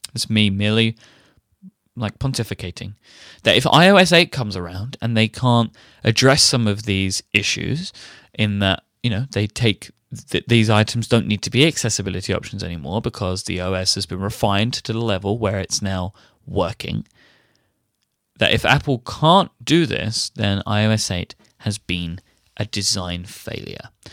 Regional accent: United Kingdom; I'm British

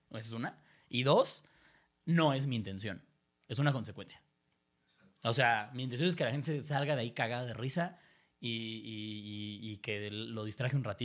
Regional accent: Spain; now in Mexico; Estoy un ejemplo, para no, para no sus mis hermanos

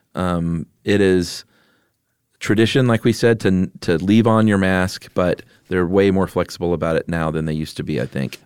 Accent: the South, United States; I'm from the South

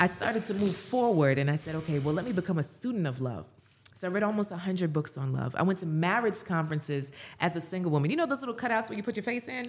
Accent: Jamaica; I'm Jamaican.

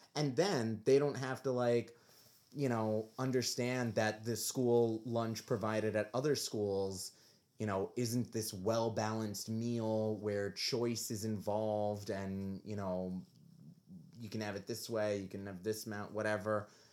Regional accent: New York, United States; growing up as a New Yorker

